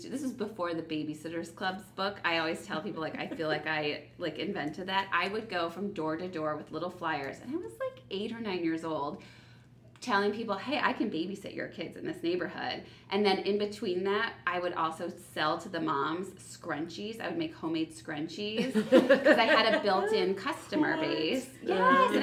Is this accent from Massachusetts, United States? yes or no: no; South Bend, Indiana, United States; I'm originally from South Bend, Indiana